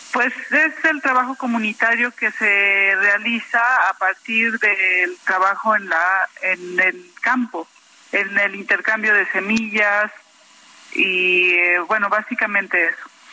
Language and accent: Spanish; Tlaxcala, Mexico; yo soy de Tlaxcala